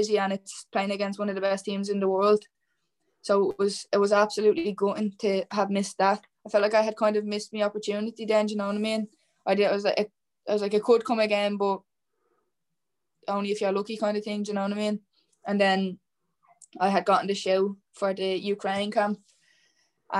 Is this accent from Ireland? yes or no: yes; Ireland; representing your country